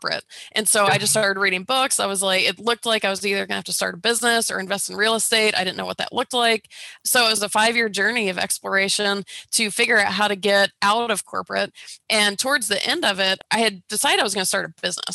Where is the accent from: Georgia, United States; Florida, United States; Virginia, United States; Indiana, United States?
Georgia, United States; I grew up in Georgia